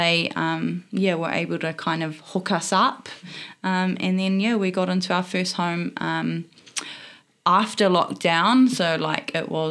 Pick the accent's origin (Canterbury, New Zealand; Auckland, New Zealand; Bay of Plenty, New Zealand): Bay of Plenty, New Zealand; Opotiki; moved away as an adult; now in Hamilton, New Zealand; I'm born and bred in a small town on the east coast in the eastern Bay of Plenty called Opotiki